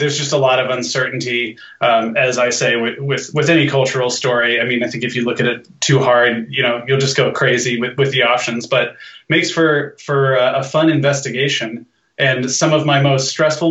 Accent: Los Angeles, California, United States; I'm just this LA guy

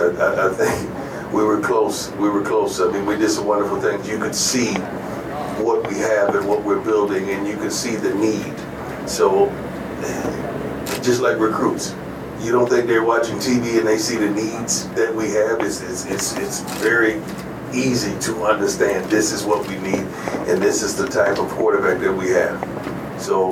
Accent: Florida, United States; I'm from Florida, and I like Florida dogs because that's where I come from.

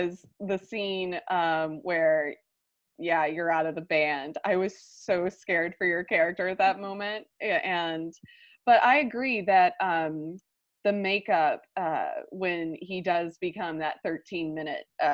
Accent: Alabama, United States; I'm Alabama bred

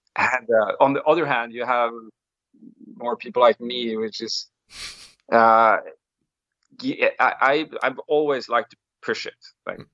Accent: Molde, Møre og Romsdal, Norway; I come from um from a very like sport sporty place in Norway. It's a small town. It's called Molde

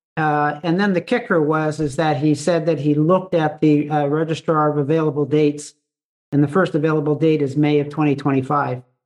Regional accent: Canada; as a Canadian

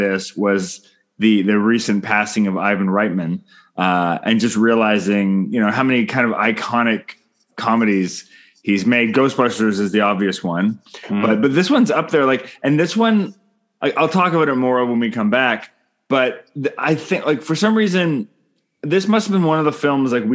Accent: Canada; I'm Canadian filmmaker

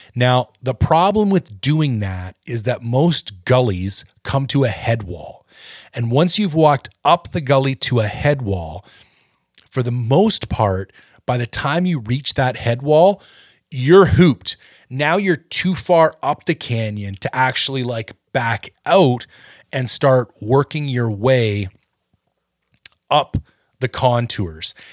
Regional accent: Ontario, Canada; I'm from Ontario

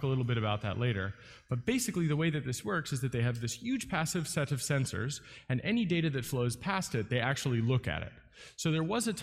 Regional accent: United States; As an American

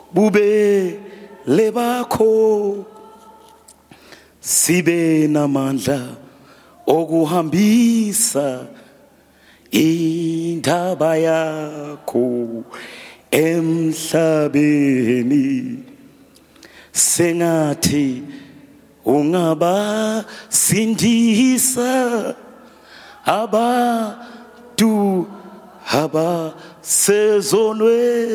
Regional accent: Eswatini; we are coming with from Swaziland

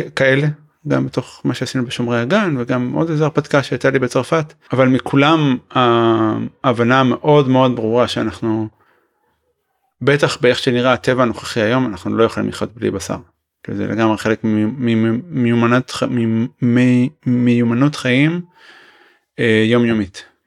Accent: Israel; אני ישראלי

